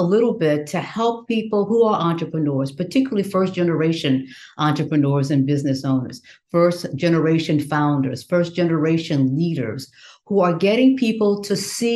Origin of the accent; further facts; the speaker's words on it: Southwest Louisiana, United States; that little country girl growing up in Southwest Louisiana, sharecropper's daughter